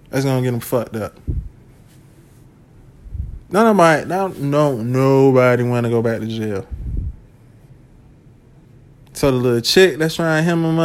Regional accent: United States; I'm from Washington

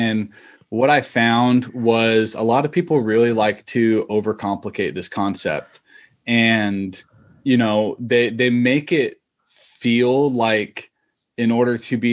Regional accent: Utah, United States; moved away; I'm originally from Utah

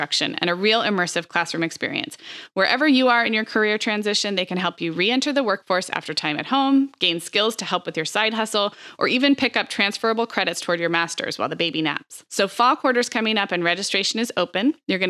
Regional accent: California, United States; And growing up in California, I knew what a great reputation it had for typical 4-year degree programs.

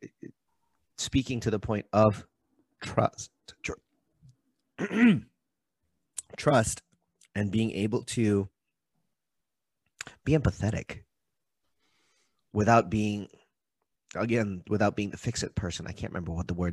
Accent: Maui, Hawaii, United States; I'm from Maui. Maui's an interesting place.

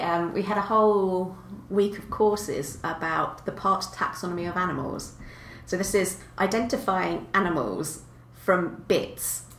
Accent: Kent, South East England, United Kingdom; also born or lived in South Ealing; now in Bath, United Kingdom; I grew up in Kent, um, in the south of England

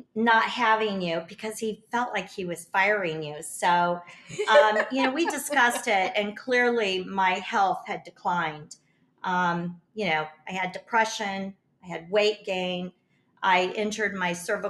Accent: Kansas, United States; moved away as an adult; also born or lived in Florida; now in Siesta Key, United States; I grew up in Kansas and I moved to Florida when my sister was diagnosed with lung cancer.

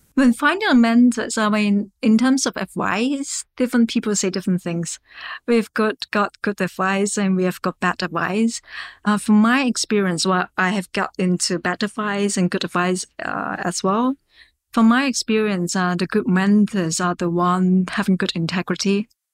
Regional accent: Hong Kong; I'm locally from Hong Kong, and I receive my educations in Hong Kong.

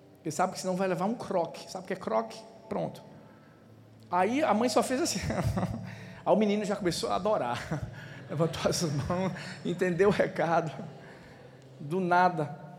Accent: Recife, Pernambuco, Brazil; also born or lived in Paulista; eu nasci em Recife

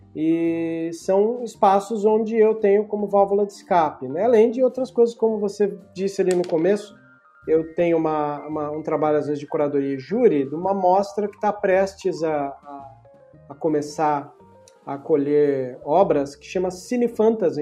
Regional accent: Brazil; Eu, eu sou latino-americano e a gente carrega todo latino-americano, por mais que a gente está mais vindo da linha portuguesa do que a hispânica

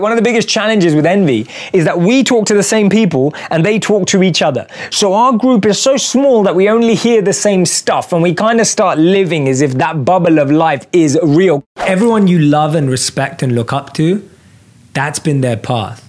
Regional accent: London, United Kingdom; I'm born and raised in London. I grew up liking anything an average Londoner is into

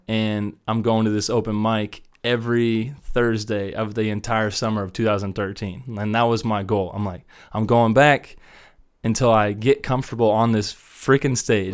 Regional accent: Wichita, Kansas, United States; moved away as an adult; also born or lived in Columbus, Ohio / Denver area, Colorado; I grew up in Wichita my whole life

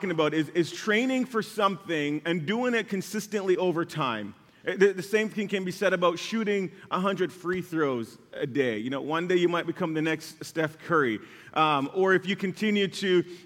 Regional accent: Jamaica; growing up in Jamaica

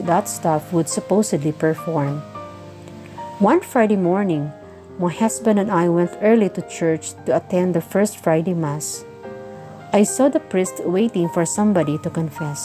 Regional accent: Bukidnon, Northern Mindanao, Philippines; from Usuan, Bukidnon, southern part of the Philippines.

